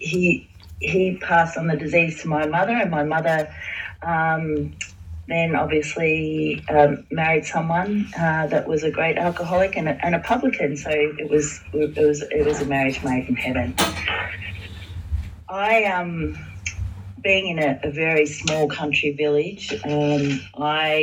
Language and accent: English; Warrnambool, Victoria, Australia; moved away as an adult; also born or lived in Queensland; my hometown of Warrnambool, staying at my mother's house